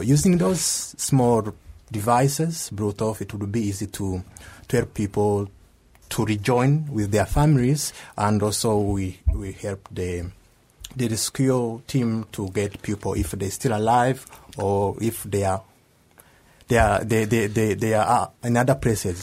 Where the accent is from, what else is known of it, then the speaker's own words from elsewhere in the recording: Rwanda; moved away as an adult; now in Kobe, Japan; from Rwanda